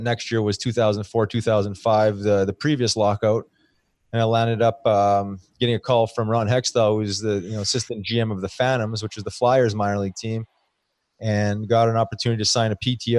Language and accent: English; Winnipeg, Manitoba, Canada; I grew up in the middle of Canada, Winnipeg, Manitoba.